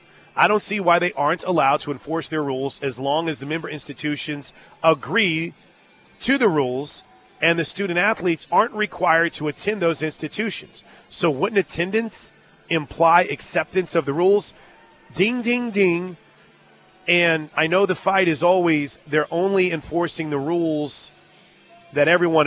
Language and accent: English; St. Louis, Missouri, United States; moved away; St. Louis, my hometown